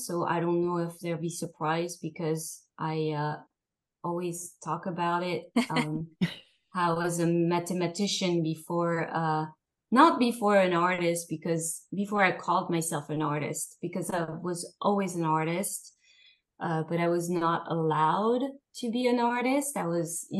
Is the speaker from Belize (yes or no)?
no; Paris, Île-de-France, France; moved away; I grew up in Paris, in the fashion world.